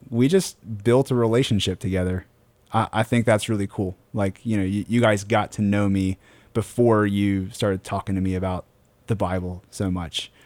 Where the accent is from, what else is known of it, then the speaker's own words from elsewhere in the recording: Queen Anne's County, Maryland, United States; I'm from, uh, we're all from Queen Anne's County, Maryland